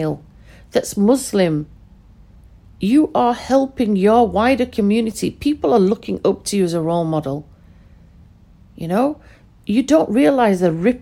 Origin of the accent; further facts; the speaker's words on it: United Kingdom; first language Pashto; English is a second language; I'm educated in the UK. I'm born in the UK.